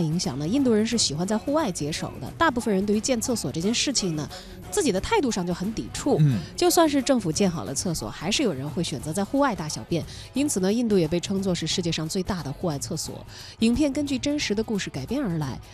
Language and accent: Chinese; China; 我们中国人